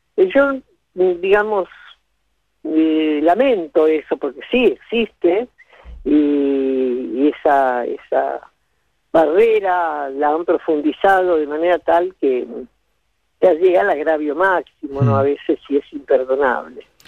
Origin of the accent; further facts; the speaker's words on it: Buenos Aires, Argentina; also born or lived in Villa Sauce, Buenos Aires Province; yo me crié, me nací en Buenos Aires, soy porteña, pero me crié en mis primeros siete años en un pueblito muy pequeño de la provincia de Buenos Aires